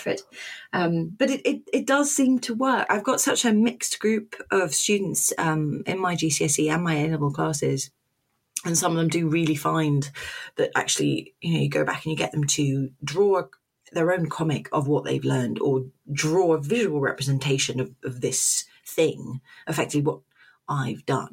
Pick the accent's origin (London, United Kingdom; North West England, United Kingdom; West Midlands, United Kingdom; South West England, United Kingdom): London, United Kingdom; moved away as an adult; also born or lived in Oxford; now in Portsmouth, United Kingdom; I'm from London originally